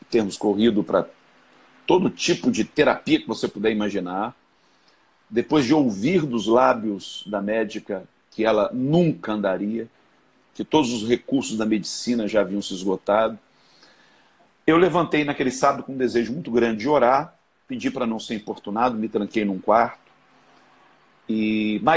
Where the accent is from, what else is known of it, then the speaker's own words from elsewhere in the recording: Rio de Janeiro, Brazil; Sou do Rio, sim.